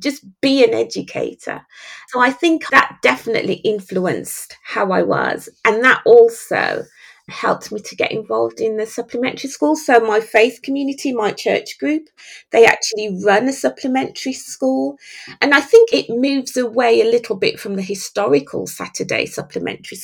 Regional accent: Jamaica; also born or lived in Birmingham; I was born in Birmingham, raised in Jamaica by a single dad.

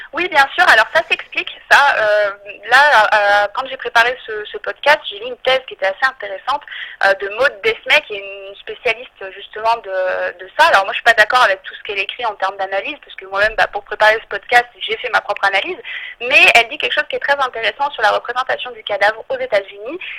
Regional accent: France; chez nous, en France

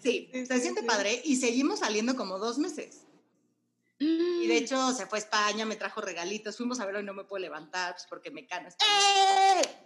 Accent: Mexico; yo como buena mexicana

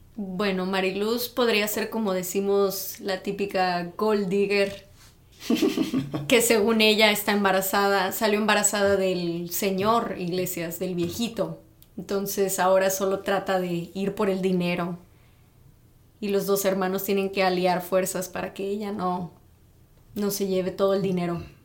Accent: Tamaulipas, Mexico; Yo soy también del norte, pero soy de Tamaulipas

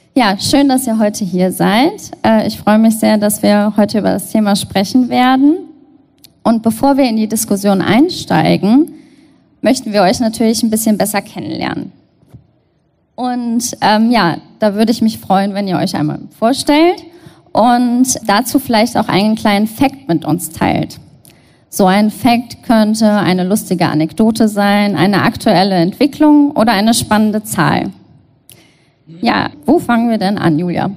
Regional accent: Cologne, North Rhine-Westphalia, Germany; Ich bin Kölnerin und möchte natürlich wissen, was in Köln so geht

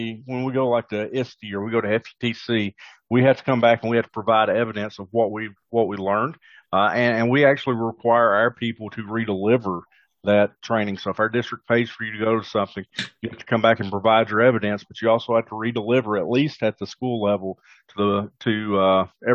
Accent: the South, United States; accent: Southern twang; I'm from the South, so obviously we've got a Southern twang on it there that nobody else would have

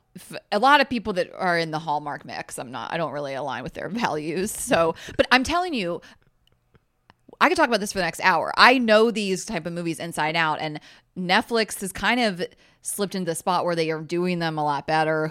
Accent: Delaware, United States; moved away as an adult; also born or lived in Clemson, South Carolina / Atlanta, Georgia; now in New York, United States; I grew up in Delaware.

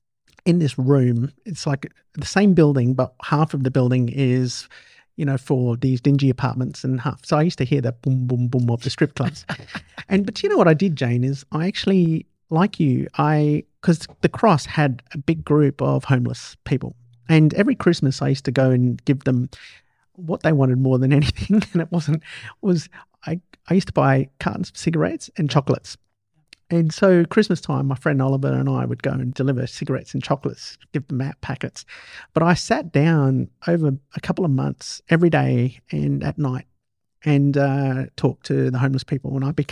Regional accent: Perth, Western Australia, Australia; moved away; I came from Perth back in '90s, in late 80s.

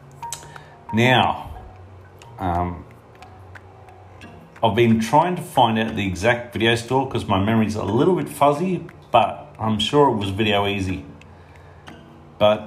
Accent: Toowoomba, Queensland, Australia; I'm from Toowoomba, Queensland in Australia.

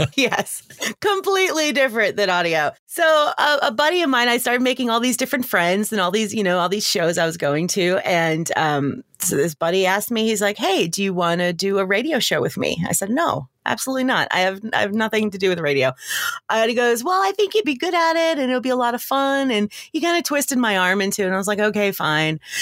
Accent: Long Island, New York, United States; moved away as an adult; also born or lived in Georgia; now in Atlanta, United States; I grew up on Long Island in New York, and I moved to Georgia to go to college.

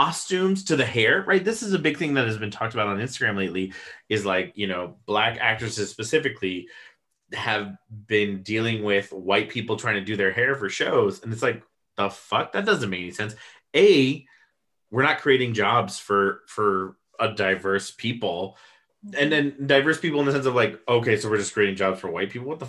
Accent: United States; we come from the States

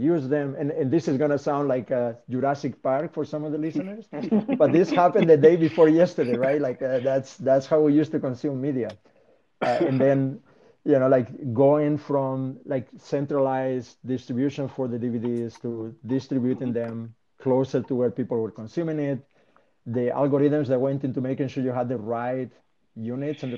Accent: Spain; moved away; my home country, right, in Spain.

